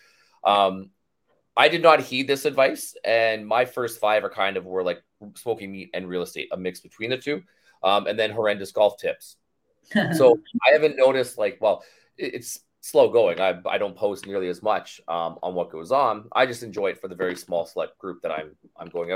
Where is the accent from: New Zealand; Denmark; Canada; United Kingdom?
Canada; I'm Canadian, I live in Canada